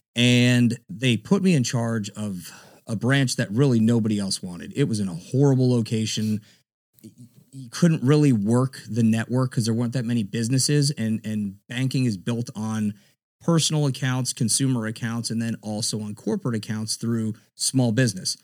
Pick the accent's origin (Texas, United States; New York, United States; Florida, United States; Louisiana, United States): Florida, United States; South; also born or lived in Miami-Dade County, Florida; now in Tampa, United States; grew up in Florida. I'm a Florida cracker. I grew up in South Florida, down in, uh, Broward, a little bit of Dade County.